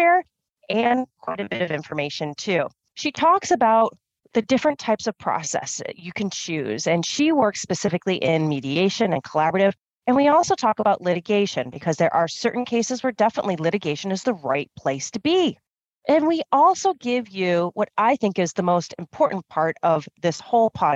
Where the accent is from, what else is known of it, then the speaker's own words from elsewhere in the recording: United States; I'm American